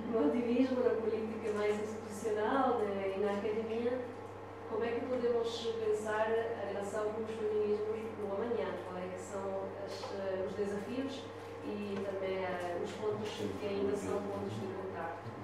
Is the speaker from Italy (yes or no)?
yes; Italy; Portuguese is a second language; now in Portugal; eu sou italiana